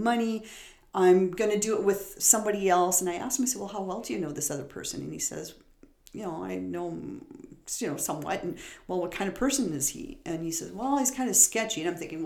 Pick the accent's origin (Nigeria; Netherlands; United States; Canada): Canada; Timmins, Ontario; moved away; I was born and raised in Timmins